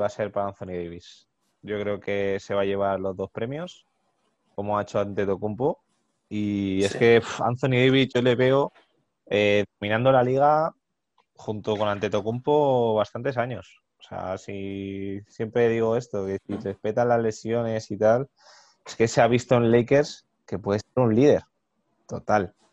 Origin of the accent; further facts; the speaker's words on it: Madrid, Community of Madrid, Spain; nosotros somos de Madrid